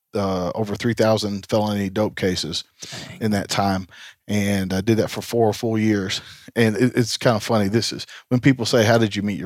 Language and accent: English; Tennessee, United States; Tennessee's home